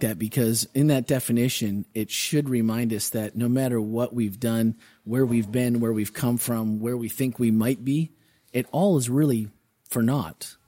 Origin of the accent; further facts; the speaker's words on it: Wisconsin, United States; When we were kids, growing up in Wisconsin